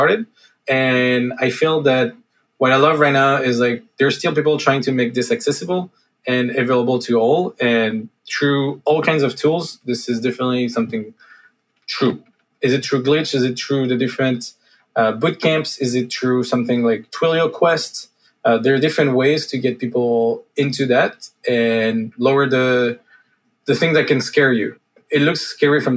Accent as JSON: {"language": "English", "country": "France", "accent": "French", "second_language": "English", "moved": "yes", "said": "I'm not native and I come from France. So sometimes I speak with a bit of French accent."}